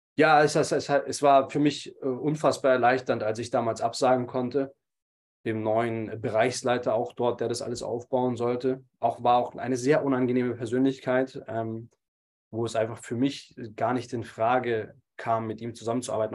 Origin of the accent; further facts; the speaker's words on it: Munich, Bavaria, Germany; bin gebürtiger Münchner und lebe jetzt mittlerweile auch wieder in München